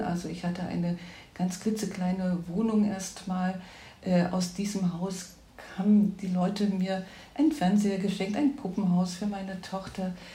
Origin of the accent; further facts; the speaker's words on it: Ore Mountains, Saxony, Germany; moved away as an adult; also born or lived in Berlin; now in Düsseldorf, Germany; ich bin in Ostdeutschland geboren, im Erzgebirge groß geworden und habe meine schulische Ausbildung im Sachsenland gemacht